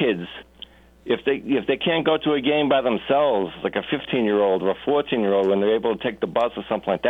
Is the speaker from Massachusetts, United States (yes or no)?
yes; Boston, Massachusetts, United States; now in Roxbury, Vermont, United States; I grew up in Boston